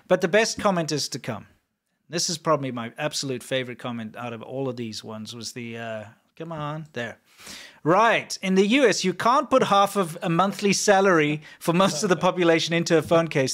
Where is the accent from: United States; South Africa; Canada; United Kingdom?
South Africa; I am South African